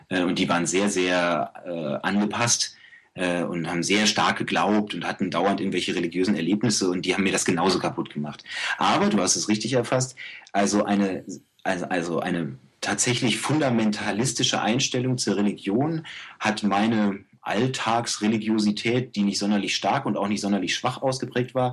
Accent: Germany; ja, ich bin Deutscher und ich möchte gerne Ägyptisch lernen

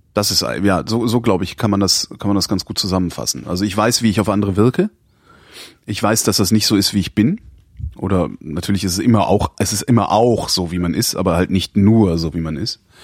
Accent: West Germany, Germany; now in Berlin, Germany; ich komme aus dem Westen

